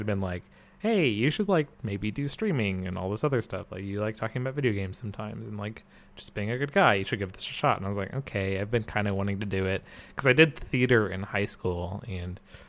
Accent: Idaho, United States; I'm from Idaho

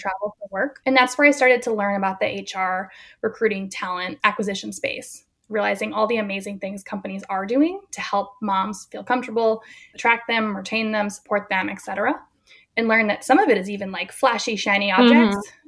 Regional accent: New England, United States; now in Berkeley, United States; I grew up in New England, so I'm still connected there as a sports fan

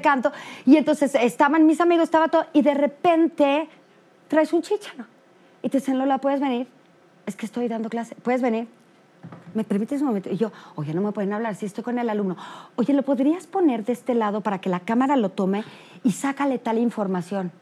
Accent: Mexico; como mexicanos

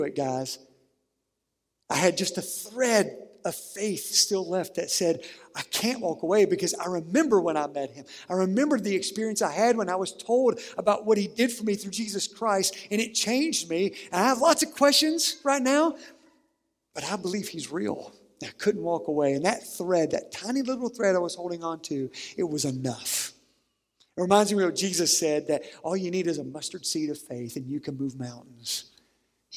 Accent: Sandhill Bottom, Harlan County, Kentucky, United States; the home I grew up in Sandhill Bottom in Harlan County

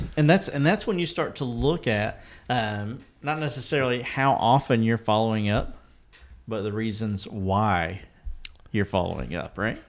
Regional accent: eastern Kentucky, United States; I'm from the mountains of eastern Kentucky

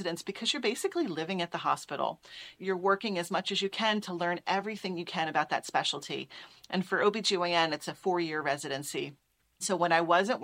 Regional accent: Philadelphia, Pennsylvania, United States; I'm originally from Philadelphia. I grew up in the city

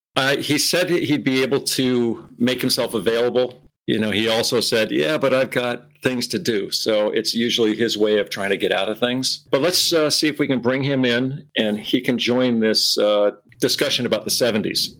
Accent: Burlington, Vermont, United States; moved away; my entire formative years growing up in the Burlington area

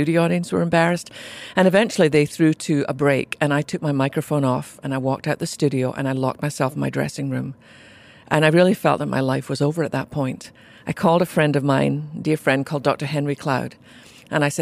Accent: Scotland, United Kingdom; accent: Scottish brogue; moved away as an adult; now in United States; I was born in Scotland to a mum and dad who really loved Jesus

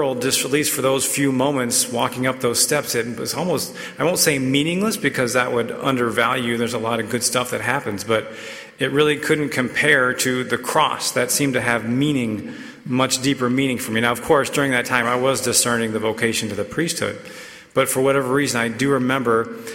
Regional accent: Raleigh, North Carolina, United States; I grew up in Raleigh, an NC State fan

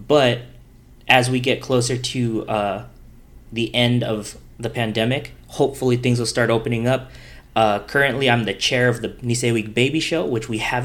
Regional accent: Los Angeles, California, United States; I was born and raised here in Los Angeles. I grew up in Highland Park, which is northeast Los Angeles

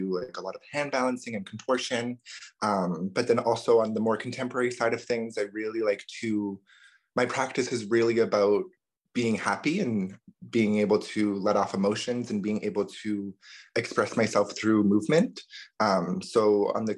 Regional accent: Ottawa, Ontario, Canada; also born or lived in Rankin Inlet, Nunavut; my family moved down to Ottawa when I was around 3 or 4 years old.

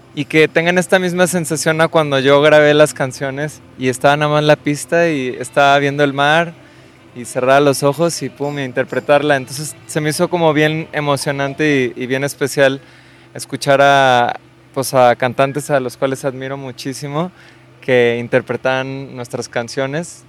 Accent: Guadalajara, Jalisco, Mexico; yo soy de Guadalajara

